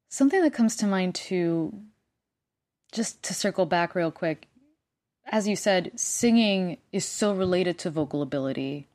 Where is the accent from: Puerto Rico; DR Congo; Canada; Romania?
Puerto Rico; first language Spanish; English is a second language; moved away; I speak two languages 'cause I'm from Puerto Rico and Spanish is my first language